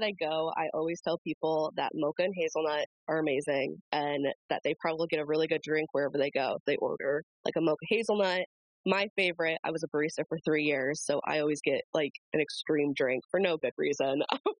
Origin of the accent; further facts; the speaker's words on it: Michigan, United States; also born or lived in New York; I was born in New York, but I've been raised in Michigan for my entire life